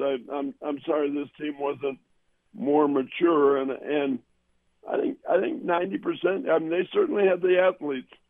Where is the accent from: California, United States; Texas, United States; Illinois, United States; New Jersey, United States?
Illinois, United States; Evanston; also born or lived in Chicago; I grew up in Northwestern and in Evanston, which where Northwestern is